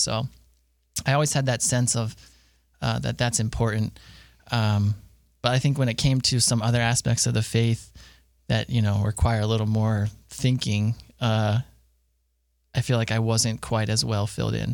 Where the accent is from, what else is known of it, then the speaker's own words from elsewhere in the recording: Harrisburg, Pennsylvania, United States; moved away as an adult; now in Bowling Green, United States; I am from Harrisburg, Pennsylvania